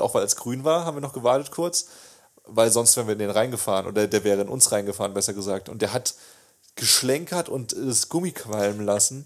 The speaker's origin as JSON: {"language": "German", "town": "Bühlertal", "region": "Baden-Württemberg", "country": "Germany", "tie": "born or raised there", "said": "ich komme ja aus Bülertal oder aus einem Dorf"}